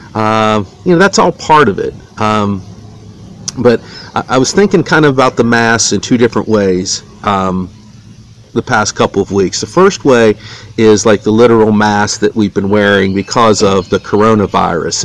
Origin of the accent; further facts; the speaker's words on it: Wheeling, West Virginia, United States; I grew up in Wheeling, West Virginia